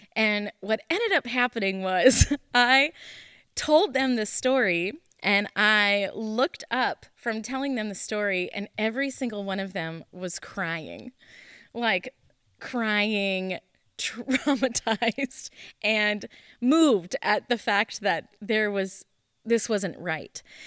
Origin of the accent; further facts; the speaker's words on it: Moncton, New Brunswick, Canada; moved away; also born or lived in Lemmon, South Dakota; we are originally from Canada, and my dad took a church from Canada, we were in Moncton, New Brunswick, to Lemon, South Dakota